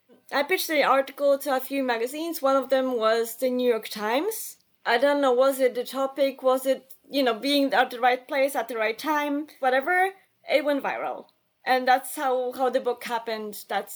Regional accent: Warsaw, Masovian Voivodeship, Poland; English is a second language; also born or lived in Cologne, Germany; So I am originally from Warsaw, Poland. And I lived in Germany as a kid. So for 2 years, my parents and I lived in Cologne in Germany.

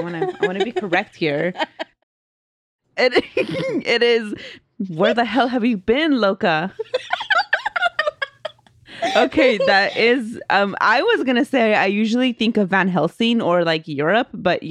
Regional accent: Guerrero, Mexico; I'm originally from Guerrero, Mexico, and when I was little, I was raised Catholic.

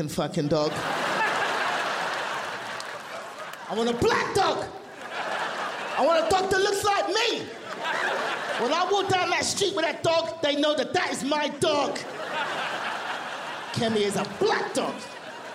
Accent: London, United Kingdom; moved away as an adult; also born or lived in Nigeria; now in Los Angeles, United States; I'm from London.

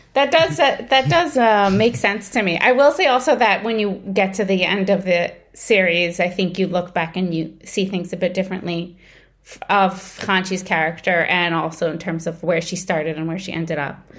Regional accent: New York, United States; moved away as an adult; now in Israel; I grew up in Brooklyn, I moved to Israel when I was twenty-one

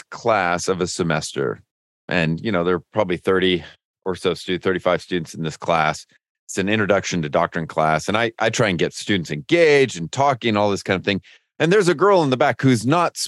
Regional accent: Lodi, California, United States; now in Lookout Mountain, United States; I'm from Lodi, California, near Sacramento

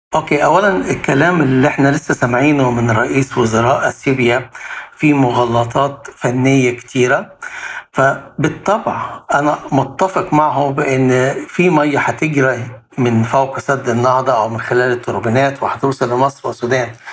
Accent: Egypt; انا كمواطن مصري

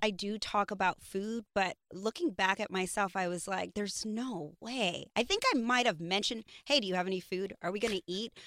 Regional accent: New York, United States; I grew up in New York

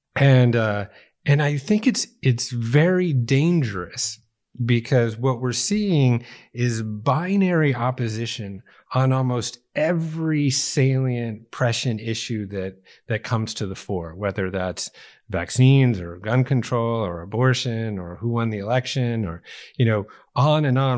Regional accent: Chicago, Illinois, United States; I was born in Chicago, too.

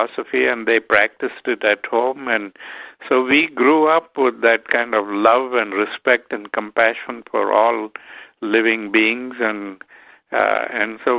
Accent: Durban, KwaZulu-Natal, South Africa; I grew up in South Africa where there was a lot of prejudice

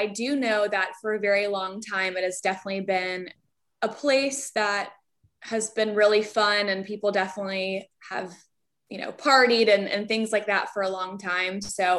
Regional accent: Charlotte, North Carolina, United States; moved away as an adult; now in Atlanta, United States; I'm actually not even originally from Atlanta. I'm from Charlotte, North Carolina. So I wanted to still live in the South.

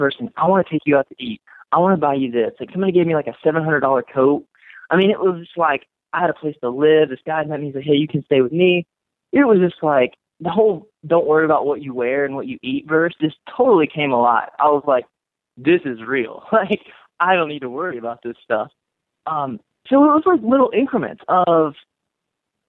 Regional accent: North Carolina, United States; now in Las Vegas, United States; I'm from the North Carolina, and so I went to church

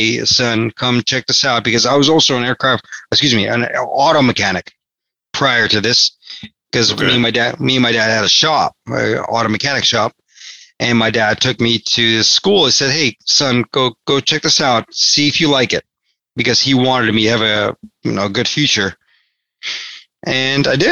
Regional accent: Los Angeles, California, United States; I wasn't born in the United States, but I did grow up in California, in the United States, obviously. I grew up in Los Angeles

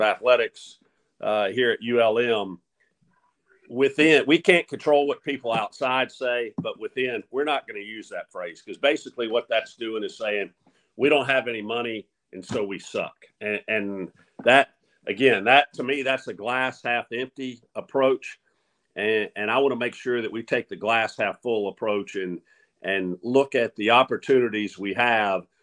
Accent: Mobile, Alabama, United States; now in Monroe, United States; growing up in Mobile

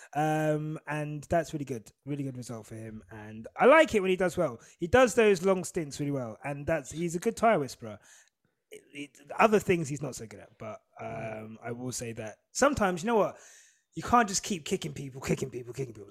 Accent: St Albans, East of England, United Kingdom; I grew up in St Albans

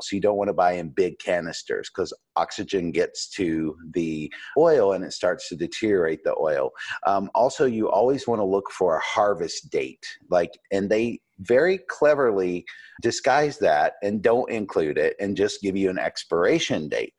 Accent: Asheville, North Carolina, United States; also born or lived in New York City; I had an apple tree in my backyard here in Asheville, North Carolina, where I grew up

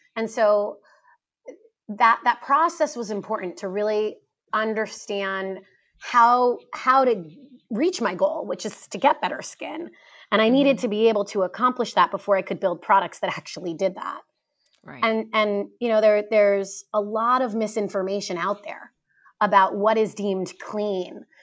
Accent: East Coast, United States; also born or lived in New York City / Chicago; I grew up on the East Coast and I spent 10 years after college, after university, in New York working on Wall Street.

